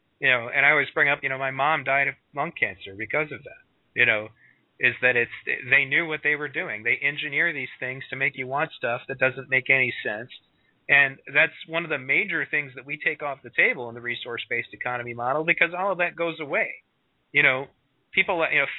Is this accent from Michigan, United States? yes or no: yes; Michigan, United States; right now in Michigan, my home state